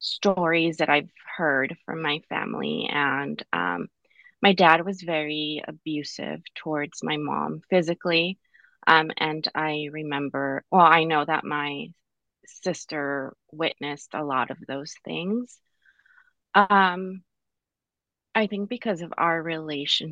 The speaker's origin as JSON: {"language": "English", "town": "Pomona", "region": "California", "country": "United States", "tie": "born or raised there", "said": "I was born in Pomona, California, born and raised in 1991"}